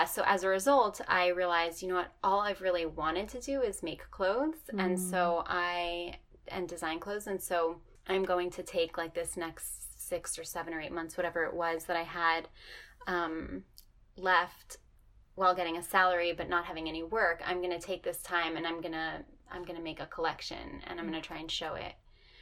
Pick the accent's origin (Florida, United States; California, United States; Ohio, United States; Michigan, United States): Florida, United States; Miami; moved away as an adult; also born or lived in New York; now in Oakland, United States; I grew up in Miami